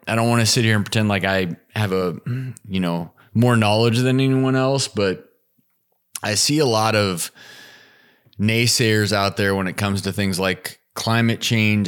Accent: Midwest, United States; moved away; also born or lived in Colorado / Nebraska; I grew up in the Midwest

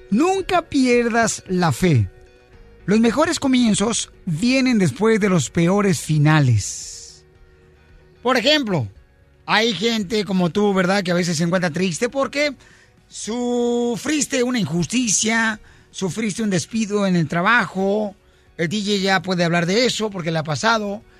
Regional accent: Guasave, Sinaloa, Mexico; de Guasave, Sinaloa, señora.

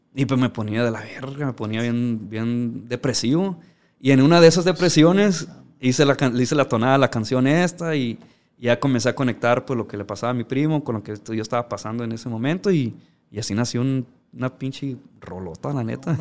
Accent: Ciudad Obregón, Sonora, Mexico; moved away as an adult; also born or lived in Los Angeles, California / Badiraguato, Sinaloa; now in United States; yo que crecí en Obregón, pues estamos pues, ciertamente pegados aquí a Sinaloa

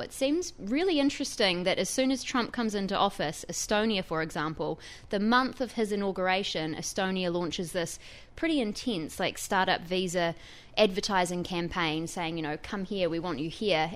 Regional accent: New Zealand; now in New York, United States; as you can probably tell from my accent, I'm not from here. I'm a New Zealander.

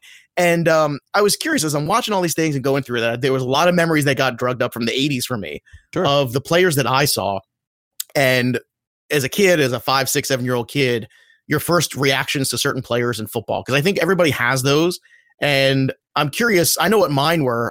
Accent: New York area, United States; I grew up in the New York area

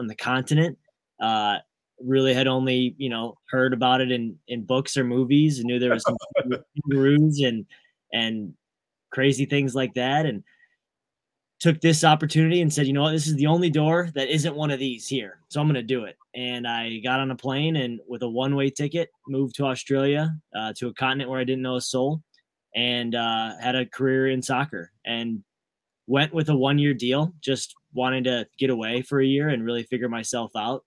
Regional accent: Michigan, United States; Born and raised in Michigan. So Midwest roots

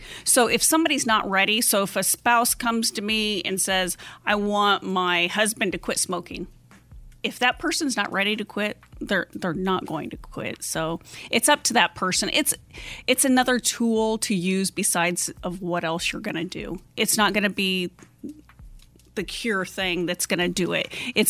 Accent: Nebraska, United States; moved away as an adult; I grew up in the Midwest, up in Nebraska, and then I moved to Arizona as an adult

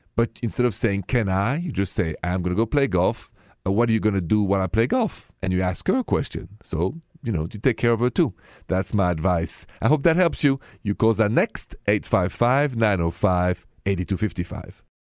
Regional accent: France; accent: French; My accent is French, français.

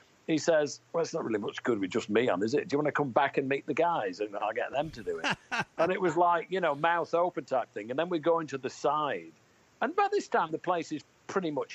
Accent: Manchester, North West England, United Kingdom; born or raised there

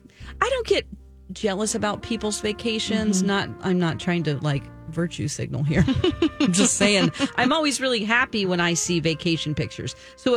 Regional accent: the South, United States; now in Minnesota, United States; we don't have that where I'm from. I'm basically from the South.

